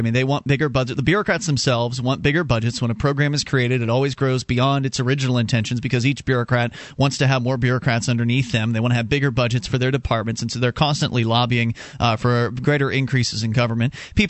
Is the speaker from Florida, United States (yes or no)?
yes; Florida, United States; now in New Hampshire, United States; It took me a while to get over the issue of being cold, because I was from Florida, and now we're in New Hampshire.